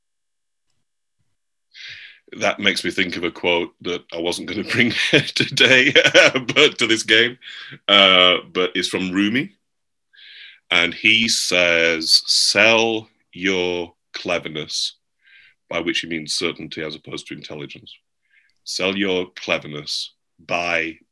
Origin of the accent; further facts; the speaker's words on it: England, United Kingdom; now in United States; I'm English? I'm not American?